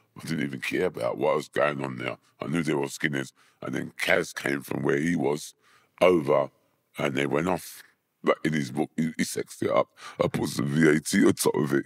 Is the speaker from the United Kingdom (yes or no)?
yes; London, United Kingdom; also born or lived in Hammersmith; I was born in Hammersmith. Um, when I was three, I moved, my mum moved to Wandsworth, so I was brought up in Wandsworth, um, area.